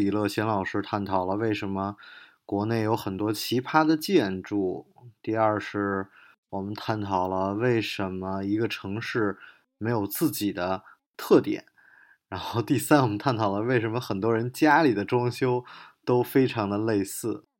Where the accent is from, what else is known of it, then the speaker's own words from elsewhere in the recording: Beijing, China; 然后我又是从北京来的，然后我就有时候老觉得特可惜，能感受到北京是北京的地儿越来越少。